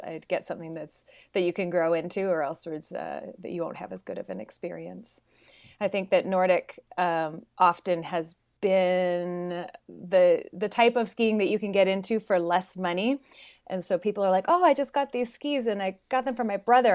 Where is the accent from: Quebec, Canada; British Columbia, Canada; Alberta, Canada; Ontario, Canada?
British Columbia, Canada; Smithers; moved away as an adult; now in Bend, United States; I'm from British Columbia, northern British Columbia